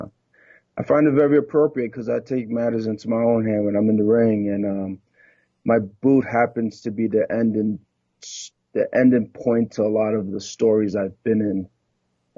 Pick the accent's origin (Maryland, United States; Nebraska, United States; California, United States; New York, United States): New York, United States; New York City; moved away as an adult; also born or lived in Trinidad and Tobago (ancestry); now in Louisville, United States; I was born and raised actually in Brooklyn. My family's from Trinidad and Tobago